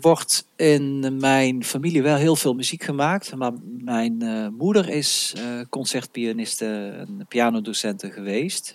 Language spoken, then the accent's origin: Dutch; North Brabant, Netherlands; ik ben een Brabander.